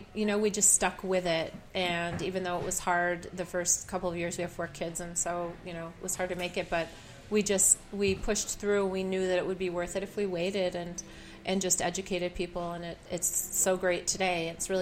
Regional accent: New York, United States; Oh, originally, where am I from? I'm from upstate New York.

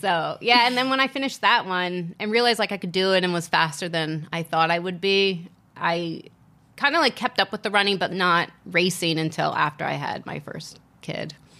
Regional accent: Virginia, United States; moved away as an adult; also born or lived in Asia; now in Las Vegas, United States; growing up in Virginia, going to school, starting work in Virginia, and then living in Asia for two years

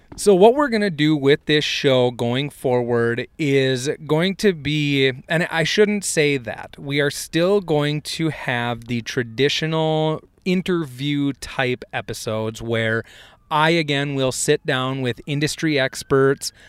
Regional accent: Hector, Minnesota, United States; I grew up in Hector, Minnesota

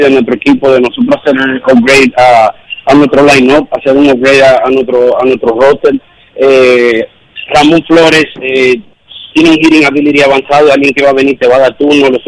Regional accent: Dominican Republic

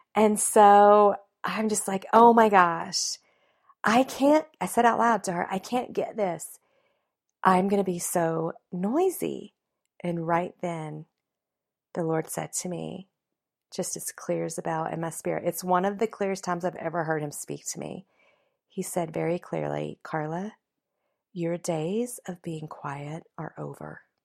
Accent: the South, United States; I was raised in the South

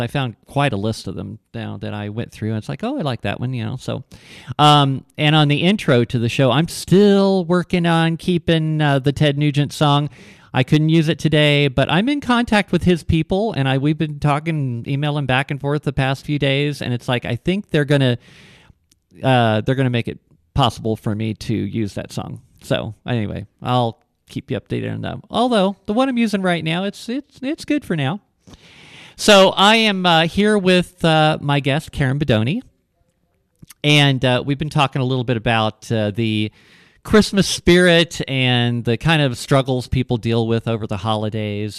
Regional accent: Ohio, United States; moved away as an adult; also born or lived in Texas; I grew up in Ohio and I, uh, moved to, uh, when I was like nineteen, I moved to Texas for a couple of, couple of years

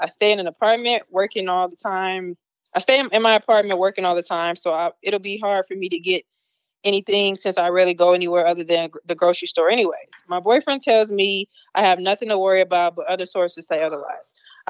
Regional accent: Milwaukee, Wisconsin, United States; I'm from Milwaukee, motherfucker.

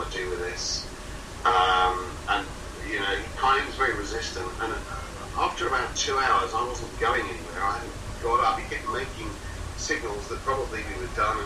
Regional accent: England, United Kingdom; I was this English guy, and I was ringing from London

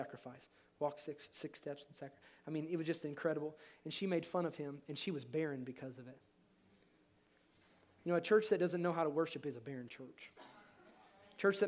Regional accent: Kentucky, United States; I grew up in Kentucky

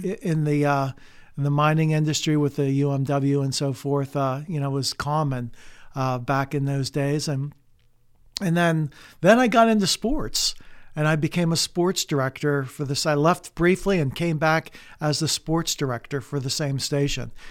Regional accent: Oil City, Pennsylvania, United States; I grew up in Oil City.

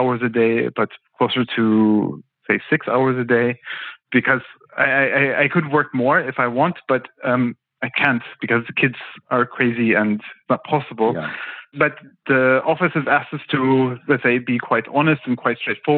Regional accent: United States; moved away as an adult; also born or lived in Los Angeles, United States / London, United Kingdom / China; now in Berlin, Germany; I'm an American

